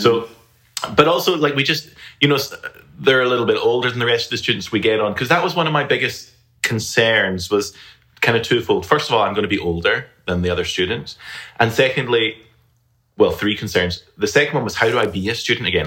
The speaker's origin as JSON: {"language": "English", "region": "Scotland", "country": "United Kingdom", "tie": "born or raised there", "moved": "as an adult", "lives_now": "Alabama, United States", "said": "I'm originally from the United Kingdom, from Scotland. And I've lived there my entire life up till now"}